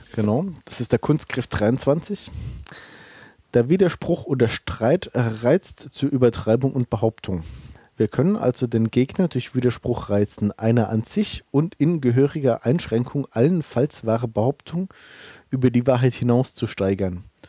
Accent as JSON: {"language": "German", "town": "Bellheim", "region": "Rhineland-Palatinate", "country": "Germany", "tie": "born or raised there", "said": "meine Heimat ist äh, Bellheim, das ist in der Pfalz, in der Südpfalz sozusagen"}